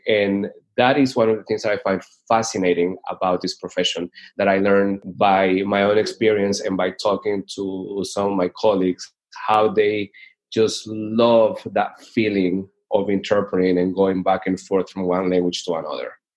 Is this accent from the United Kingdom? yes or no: no; Chone, Manabí, Ecuador; moved away as an adult; also born or lived in Georgia, United States / Pompano Beach, Florida; I am originally from Ecuador. I was born and raised in a small coastal city called Chone